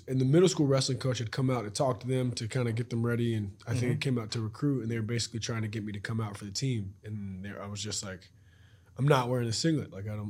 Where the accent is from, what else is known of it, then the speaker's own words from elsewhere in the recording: North Carolina, United States; born there; now in Raleigh, United States; And then was born outside of the Charlotte area. I've lived in Raleigh since 2013